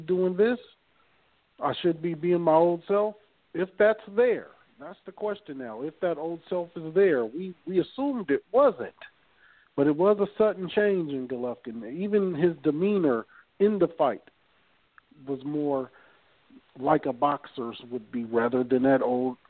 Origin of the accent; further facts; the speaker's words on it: Long Beach, California, United States; I'm from Long Beach